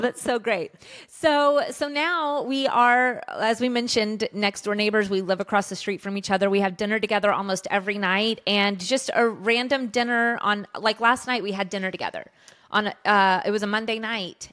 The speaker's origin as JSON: {"language": "English", "region": "Colorado", "country": "United States", "tie": "born or raised there", "said": "we grew up in Colorado, and our dad was a, a worship pastor at a large church there"}